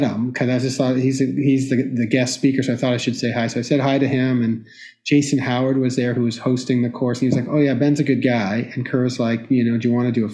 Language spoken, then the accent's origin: English; Toronto, Ontario, Canada; moved away as an adult; also born or lived in Victoria / London, Ontario; now in Boston, United States; Canadian born. I grew up in Toronto, did my high school there